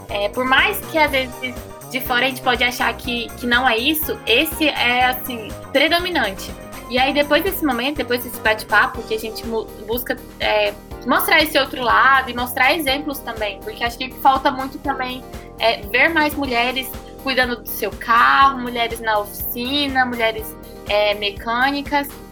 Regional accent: Brasília, Federal District, Brazil; nós somos de Brasília, a gente fez no Parque da Cidade, lá em Brasília

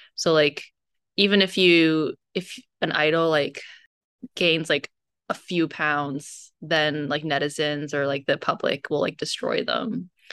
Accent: United States; being Chinese American

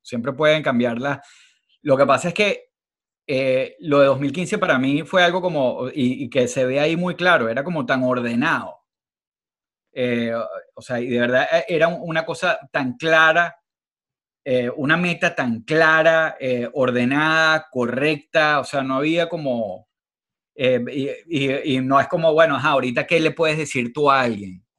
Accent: Venezuela; somos venezolanos

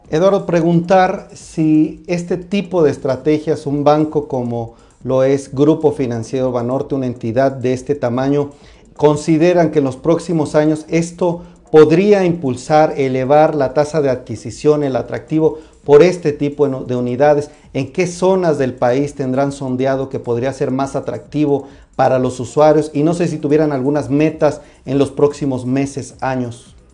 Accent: Mexico

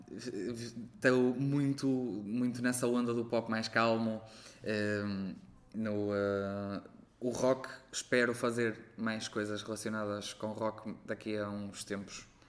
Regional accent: Arcos de Valdevez, Viana do Castelo, Portugal; moved away; also born or lived in Porto; Sou de Arcos de Alves

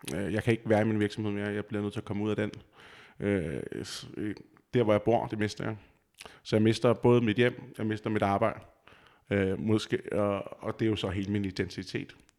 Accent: just outside Copenhagen, Capital Region of Denmark, Denmark; moved away as an adult; also born or lived in Vejle / Roskilde; now in Aarhus, Denmark; jeg kommer lige uden for København af, og er opvokset

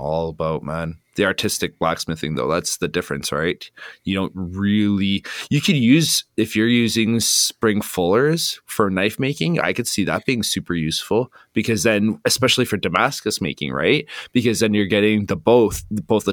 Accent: Flin Flon, Manitoba, Canada; I grew up in Flin Flon

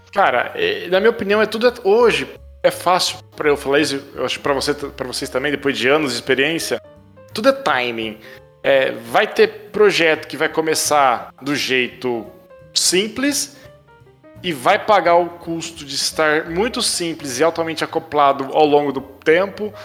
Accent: Brazil; a gente é brasileiro

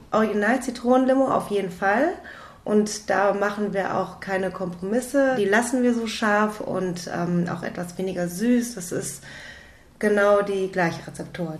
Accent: Düsseldorf, North Rhine-Westphalia, Germany; ich bin aus Düsseldorf im Tanzhaus NRW

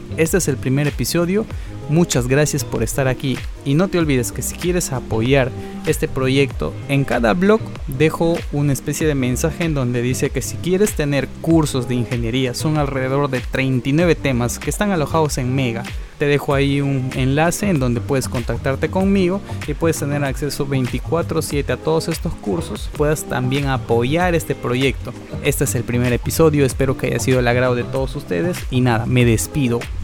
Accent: Peru; soy de Perú

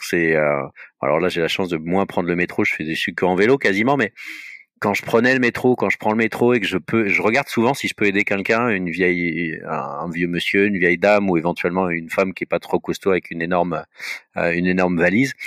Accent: Paris, Île-de-France, France; je suis un Parisien, j'ai toujours vécu à Paris

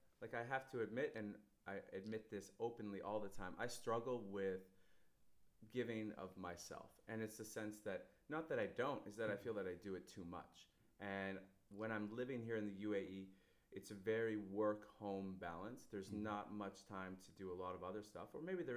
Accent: Canada; moved away; as a Canadian

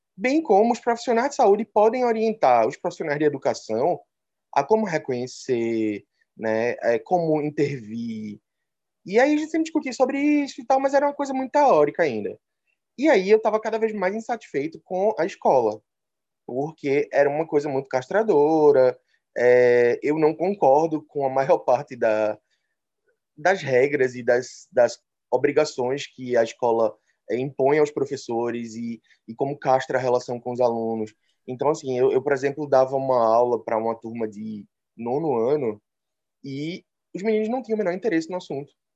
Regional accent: Recife, Pernambuco, Brazil; pelo sotaque já dá para perceber, sou de Recife

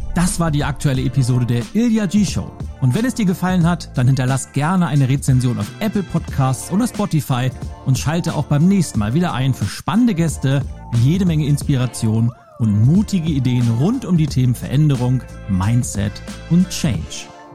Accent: Lübeck, Schleswig-Holstein, Germany; ich bin ja in, in Lübeck aufgewachsen

